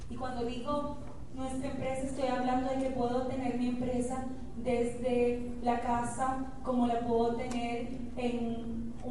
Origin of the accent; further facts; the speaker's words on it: Dominican Republic; nosotros se lo copiamos y decimos lo mismo en República